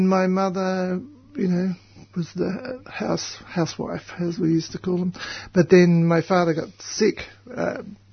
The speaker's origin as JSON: {"language": "English", "town": "Melbourne", "region": "Victoria", "country": "Australia", "tie": "born or raised there", "also_born_or_lived": "Reservoir / Sydney / Brisbane / East Gippsland", "said": "We lived in East Melbourne and I was born not at home but up two blocks away at the Mercy Hospital"}